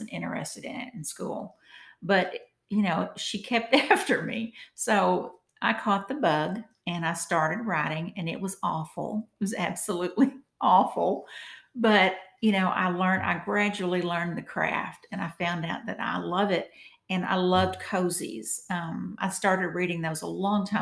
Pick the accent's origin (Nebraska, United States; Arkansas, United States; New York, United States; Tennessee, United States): Arkansas, United States; Walnut Ridge; my hometown, Walnut Ridge